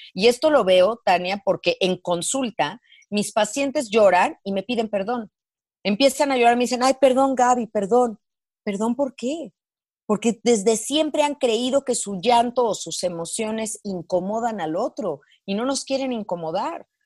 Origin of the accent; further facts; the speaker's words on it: Mexico; mi país, eh, en México